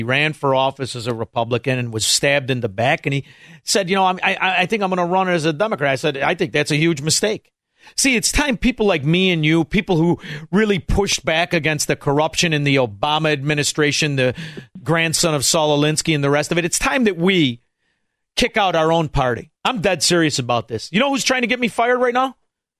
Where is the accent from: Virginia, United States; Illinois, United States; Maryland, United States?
Illinois, United States; Chicago; After all, we're from Chicago. We know the game.